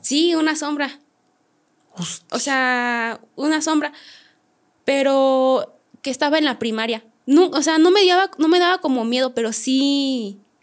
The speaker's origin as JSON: {"language": "Spanish", "town": "San Luis de la Paz", "region": "Guanajuato", "country": "Mexico", "said": "yo soy de Guanajuato, San Luis de la Paz"}